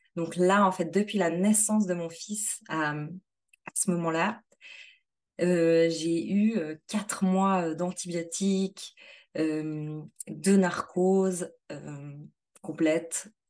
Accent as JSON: {"language": "French", "country": "Switzerland", "said": "chez nous en Suisse"}